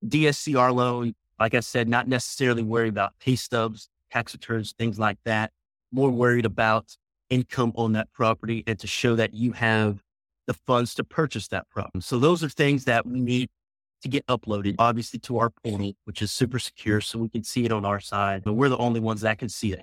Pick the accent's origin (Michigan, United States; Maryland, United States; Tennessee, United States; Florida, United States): Tennessee, United States; Memphis; now in Frisco, United States; Originally, I'm from Memphis, Tennessee, moved to Dallas, Texas, the Frisco area, kind of north of Dallas um, in 2006